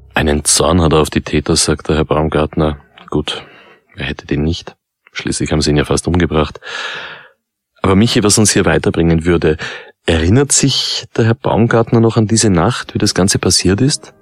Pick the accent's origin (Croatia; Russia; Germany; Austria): Austria; bei uns in Österreich